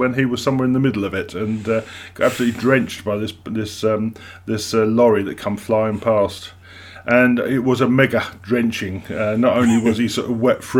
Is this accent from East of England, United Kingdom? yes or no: yes; Witham, East of England, United Kingdom; moved away as an adult; also born or lived in Chelmsford; now in Brentwood, United Kingdom; I was born and raised in Witham